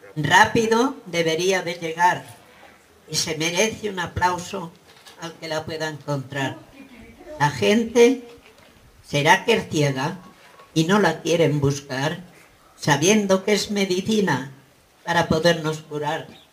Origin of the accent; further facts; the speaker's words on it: Casas de Garcimolina, Castilla-La Mancha, Spain; now in Barcelona, Spain; Soy de un pueblo de Castilla la Nueva llamada Molina. Hoy vivo en Barcelona y me siento castellana